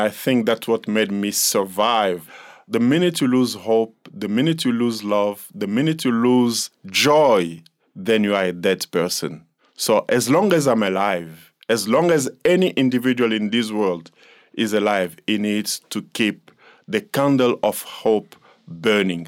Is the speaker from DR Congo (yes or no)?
yes; DR Congo; now in South Africa; I'm from the Democratic Republic of the Congo